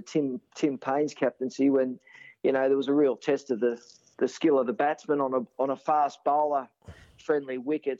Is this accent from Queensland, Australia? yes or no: no; Sydney, New South Wales, Australia; being born and raised in Sydney